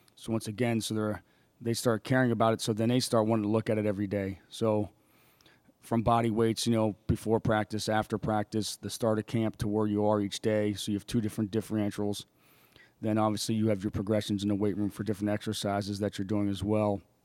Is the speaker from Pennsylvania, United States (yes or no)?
yes; State College, Pennsylvania, United States; moved away as an adult; my hometown, State College, Pennsylvania